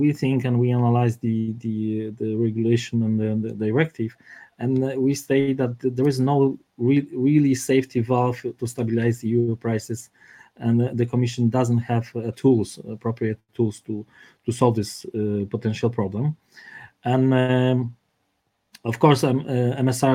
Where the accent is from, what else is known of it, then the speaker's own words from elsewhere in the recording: Warsaw, Masovian Voivodeship, Poland; I'm from Warsaw, not from Krakow